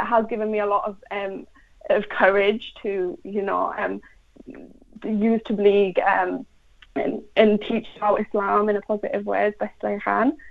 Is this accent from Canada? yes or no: no; England, United Kingdom; I'm from England, I've always lived in England, I'm English.